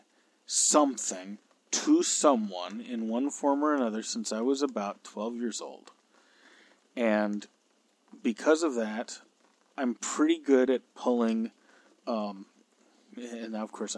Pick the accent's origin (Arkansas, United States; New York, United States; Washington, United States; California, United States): California, United States; I'm a Californian